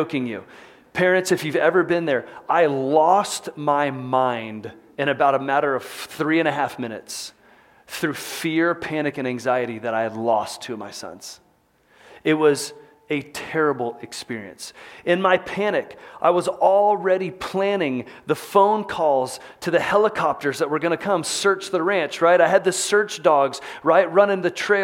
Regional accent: Texas, United States; moved away as an adult; now in Salt Lake City, United States; growing up in Texas, I spent a lot of time hunting

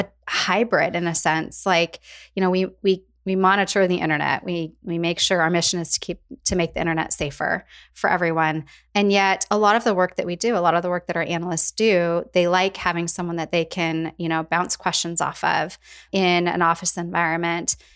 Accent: Spokane, Washington, United States; also born or lived in Portland, Oregon; I was actually born and raised in Spokane, Washington. Northwest girl at heart.

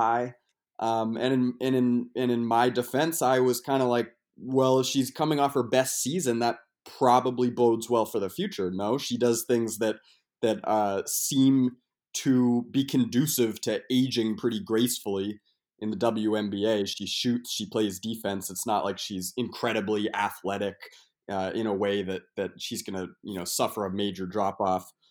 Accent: Portland, Maine, United States; now in Brooklyn, United States; I'm from Portland, Maine, so I'm used to an earlier, an earlier snow

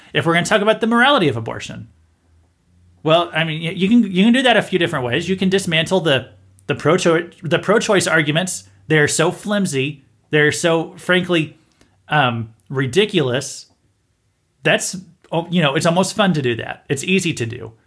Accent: Missouri, United States; I'm from Missouri

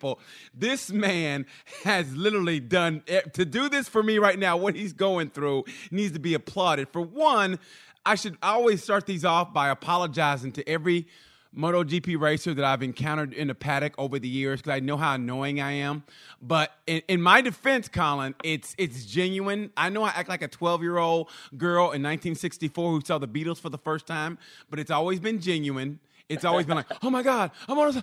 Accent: Oklahoma, United States; moved away; also born or lived in Texas; I lived in Texas and I grew up in Oklahoma

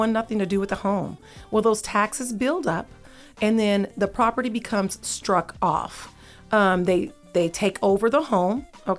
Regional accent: Texas, United States; also born or lived in Seattle, Washington; And so I'm from Texas. My listeners know, I always tell them, you know, I was born in Seattle, Washington, home of Kenny G. But I was raised in Texas, you know, home of JT.

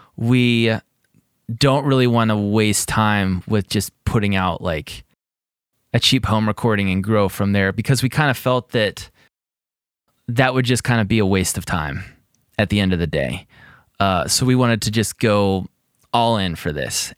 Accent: greater Pittsburgh area, Pennsylvania, United States; I'm from Pittsburgh area

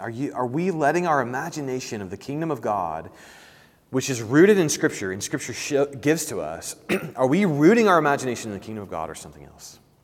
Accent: Indiana, United States; growing up as a kid in Indiana

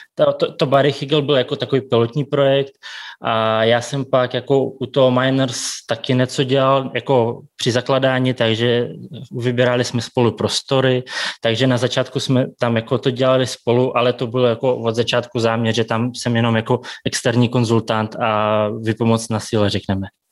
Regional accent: Tomsk, Tomsk Oblast, Russia; Czech is a second language; moved away as an adult; also born or lived in Kazakhstan; now in Prague, Czechia; pak jsme s maminkou přestěhovali do Ruska, tam jsem byl sedm let, takže jsem tam dodělal jako tu střední školu

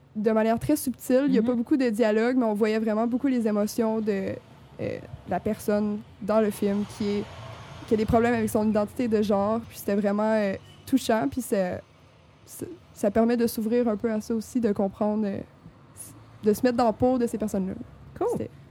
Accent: Rimouski, Quebec, Canada; je viens de Rimouski

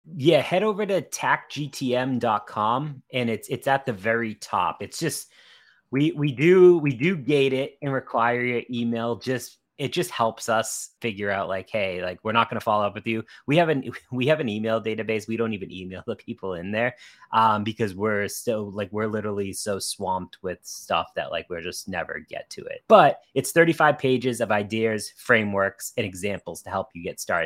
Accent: Boston, Massachusetts, United States; We're both from the Boston area.

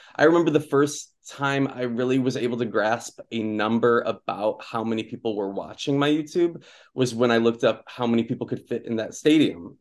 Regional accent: Okemos, Michigan, United States; moved away; also born or lived in Jackson, Michigan; so I grew up in Michigan. I, um, I was born in Jackson, and I went to high school in Okemos

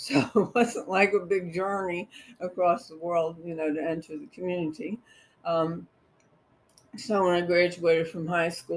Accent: Cincinnati, Ohio, United States; I was born in Cincinnati, in the western part of Cincinnati. And I went to elementary school at our parish school

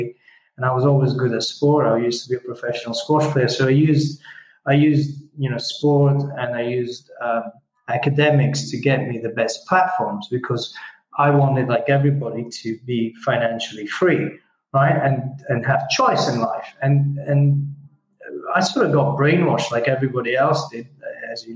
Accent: Italy; English is a second language; moved away; I started out, you know, as an Italian boy. I mean, English is my fourth language, right?

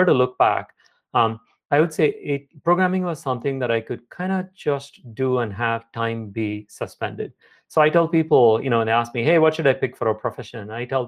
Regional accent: South India, India; moved away as an adult; also born or lived in Chennai; now in United States; Yeah, I grew up in South India. My parents moved all the time. So I moved pretty much every year. I went to get my bachelor's at IIT Madras. It's in a big South Indian city called Chennai. Then came to Brown for a PhD.

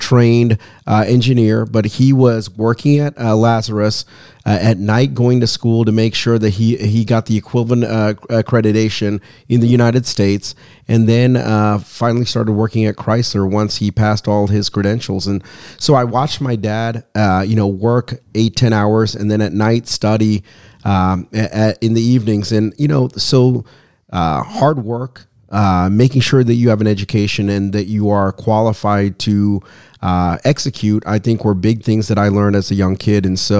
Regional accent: Sri Lanka; now in United States; So I came here from Sri Lanka, which is an island country underneath India. I'm a Tamil and a Catholic. So it's a double negative, double minority, right?

